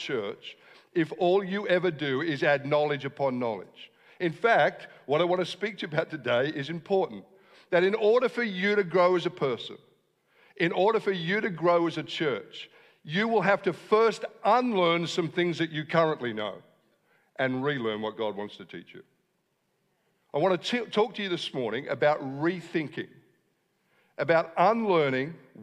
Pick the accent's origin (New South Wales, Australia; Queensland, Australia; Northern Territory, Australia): New South Wales, Australia; Wollongong; I am from Wollongong